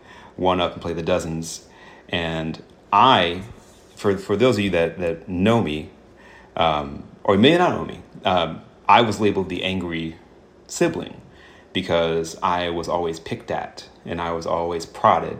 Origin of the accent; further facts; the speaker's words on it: the South, United States; as a Southerner